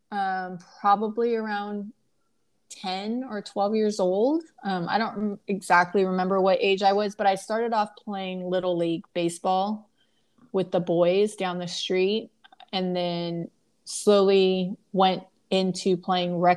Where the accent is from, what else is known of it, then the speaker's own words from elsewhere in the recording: California, United States; It had a lot of um, good memories from Orange, growing up in Orange County.